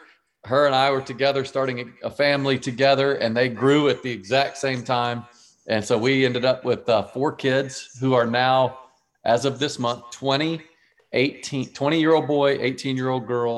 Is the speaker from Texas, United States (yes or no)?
yes; Dallas, Texas, United States; moved away as an adult; also born or lived in Virginia; now in Charlotte, United States; I was from Dallas, Texas. I was playing baseball in Virginia.